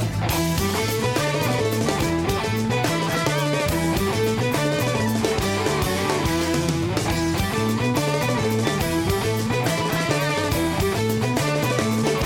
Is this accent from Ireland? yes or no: yes; Dublin, Leinster, Ireland; moved away as an adult; now in United States; born and raised in Dublin, Ireland. Come over here in the late 80s